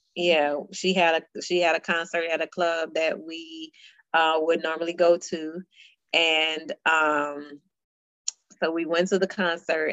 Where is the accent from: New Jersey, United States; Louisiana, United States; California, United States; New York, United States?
Louisiana, United States; Baton Rouge; we grew up ratchet in Baton Rouge